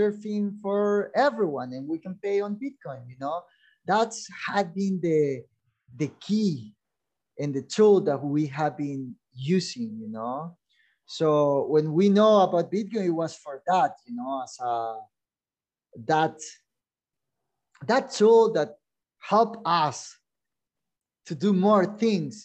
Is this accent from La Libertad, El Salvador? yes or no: yes; El Zonte, La Libertad, El Salvador; English is a second language; We grew up in Sonte. We're born here, so Sonte was like that little town that we get tourism